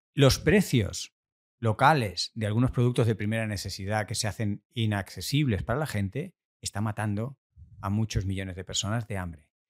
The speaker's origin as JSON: {"language": "Spanish", "country": "Argentina", "tie": "born or raised there", "said": "nací en Argentina, en Argentina es la tierra del asado"}